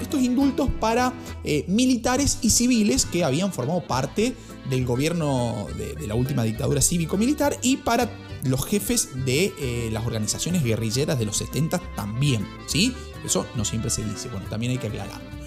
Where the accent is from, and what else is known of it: Argentina